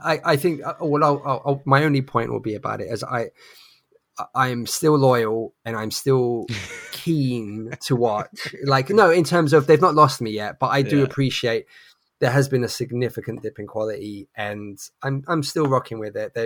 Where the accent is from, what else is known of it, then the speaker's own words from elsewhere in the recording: England, United Kingdom; now in London, United Kingdom; as an English gentleman